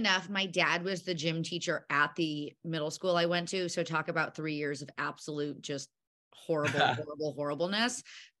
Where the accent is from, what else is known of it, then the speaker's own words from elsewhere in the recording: central Illinois, United States; now in Chicago, United States; my family, we're all from a small town in central Illinois. I'm Chicago based.